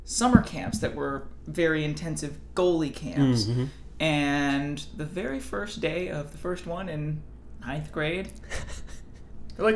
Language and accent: English; Arlington, Virginia, United States; I actually grew up in Arlington